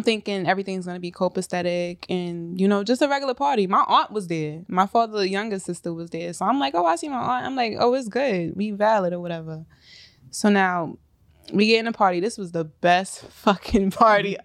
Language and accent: English; New York City, New York, United States; I'm from South Jamaica, Queens